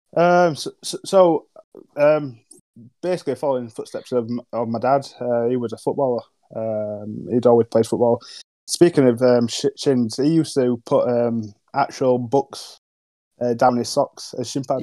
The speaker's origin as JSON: {"language": "English", "town": "Huddersfield", "region": "Yorkshire and the Humber", "country": "United Kingdom", "tie": "born or raised there", "said": "I'm a Huddersfield lad. Um, nice nice areas in uh, Paddock"}